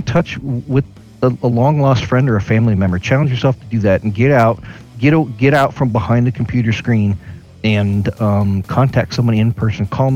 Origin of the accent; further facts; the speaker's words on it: Sacramento, California, United States; I grew up in Sacramento